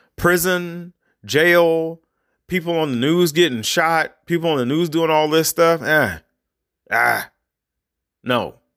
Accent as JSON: {"language": "English", "country": "United States", "said": "me as an, as an American"}